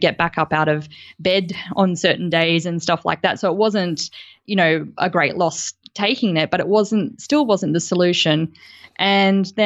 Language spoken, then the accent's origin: English; Gold Coast, Queensland, Australia; I grew up on the Gold Coast